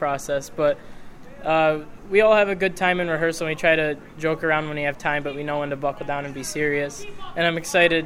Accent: Salamanca, New York, United States; also born or lived in Fredonia; I'm from Salamanca

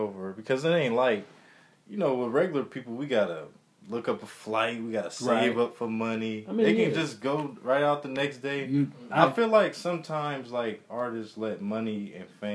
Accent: United States; growing up in America

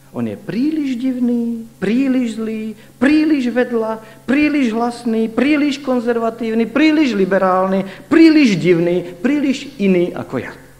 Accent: Slovakia; my Slováci to tam nepočujeme

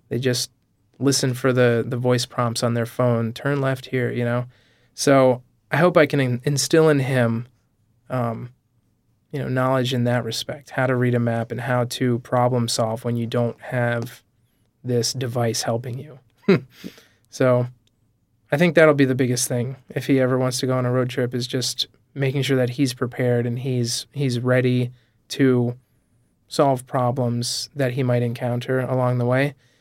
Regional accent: Vermont, United States; I grew up in Vermont, so I think, you know, there's a certain kind of laid back quality to, to life in Vermont

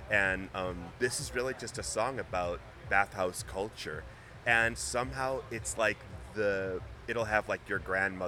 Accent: Chicago, Illinois, United States; I'm from Chicago. I grew up here.

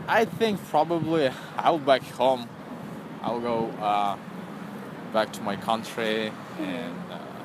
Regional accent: Kyrgyzstan; English is a second language; moved away as an adult; I'm from Kyrgyzstan.

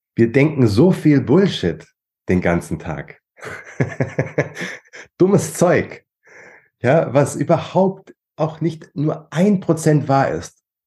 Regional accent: Germany; bei uns in Deutschland

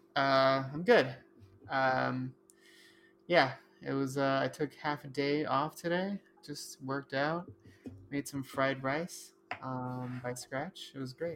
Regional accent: United States; I was born in the United States

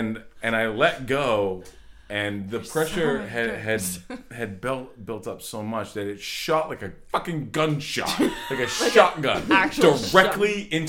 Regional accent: Old Orchard Beach, Maine, United States; I come from Old Orchard Beach. We call it pricks sometimes.

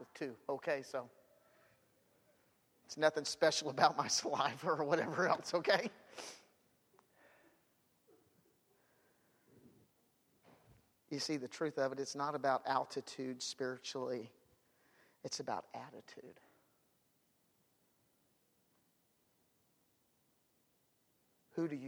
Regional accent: United States; I'm all American. I believe in America. I am one

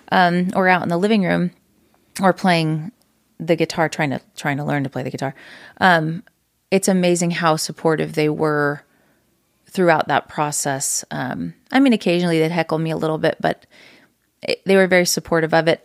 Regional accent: Reno, Nevada, United States; moved away as an adult; now in Utah, United States; From Reno, Nevada. So I was born and raised there.

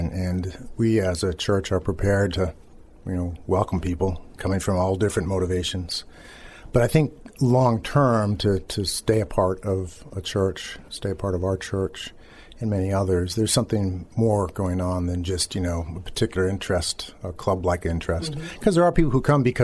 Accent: Boston, Massachusetts, United States; also born or lived in Maryland / Philadelphia area / Methuen, Massachusetts; Before that, we were in Maryland, though we're from the Boston area.

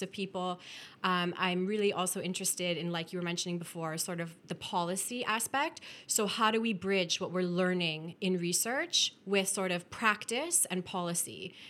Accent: Welland, Ontario, Canada; moved away; I was born and raised in Welland

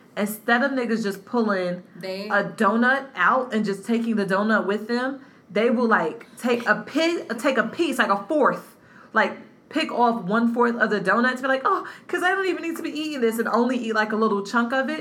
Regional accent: North Carolina, United States; where I grew up in North Carolina was white.

